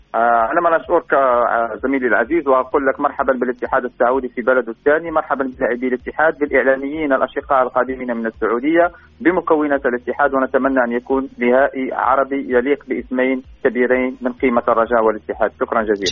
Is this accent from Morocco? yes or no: yes; Morocco; ما نتمناه صادقين كمغاربه